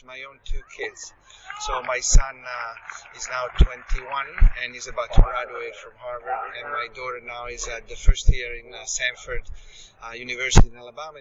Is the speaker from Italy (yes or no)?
yes; Italy; moved away as an adult; also born or lived in United States; I was born and raised in Italy, so here we are in Rome, and so I'm home